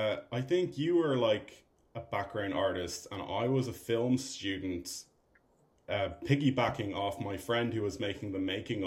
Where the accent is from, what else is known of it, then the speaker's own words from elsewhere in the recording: Ireland; I'm an Irish filmmaker and actor.